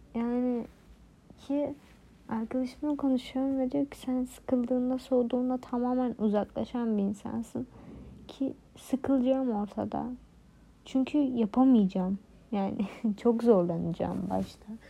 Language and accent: Turkish; Turkey; Türkiye'de doğdum.